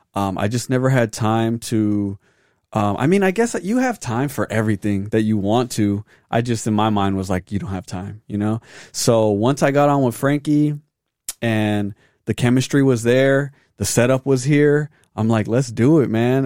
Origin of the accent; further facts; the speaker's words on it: Arizona, United States; born and raised in Arizona